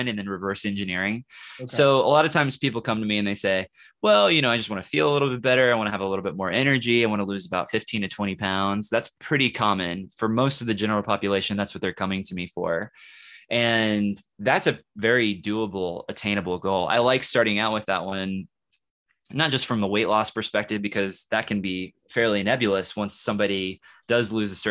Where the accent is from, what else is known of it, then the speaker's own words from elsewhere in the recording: Kansas City, United States; now in Lawrence, United States; I live in Lawrence, okay, and I'm from Kansas City, so I know that city well